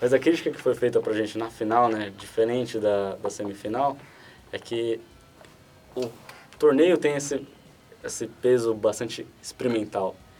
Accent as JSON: {"language": "Portuguese", "country": "Brazil", "said": "a gente é brasileiro"}